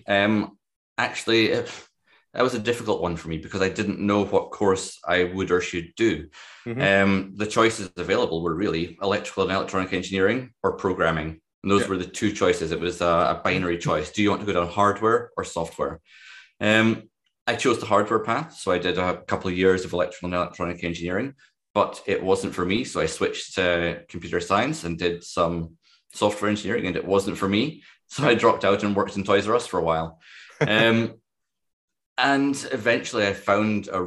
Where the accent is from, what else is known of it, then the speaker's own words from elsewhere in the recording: Dundee, Scotland, United Kingdom; I was born in Dundee